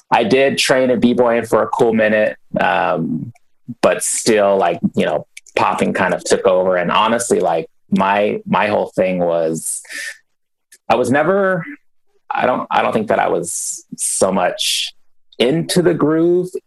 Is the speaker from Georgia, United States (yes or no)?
no; New Mexico, United States; born there; also born or lived in Germany / Bay Area; Born in New Mexico, uh, military parents. So from New Mexico, uh, jumped over to Germany for a couple of years, and then landed in the Bay Area after Germany.